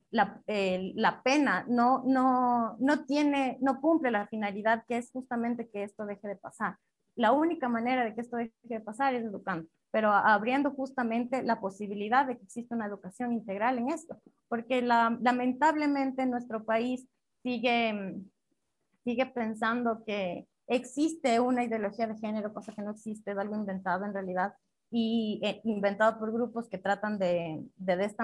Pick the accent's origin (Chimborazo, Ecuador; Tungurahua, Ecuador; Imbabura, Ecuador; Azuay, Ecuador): Chimborazo, Ecuador; Riobamba; Yo soy de una ciudad pequeña, yo soy de Riobamba, yo crecí en un colegio católico, solo de mujeres y de monjas